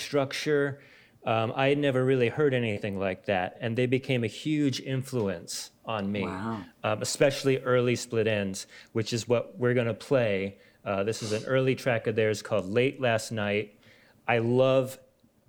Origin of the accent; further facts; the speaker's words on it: Stockton, California, United States; moved away as an adult; also born or lived in San Francisco; my hometown of Stockton, California